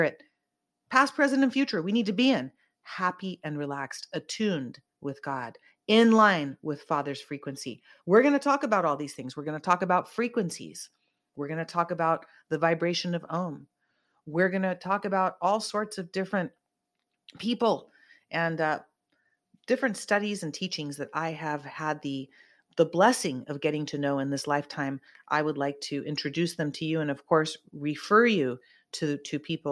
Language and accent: English; Santa Cruz, California, United States; I'm from Santa Cruz. We grew up like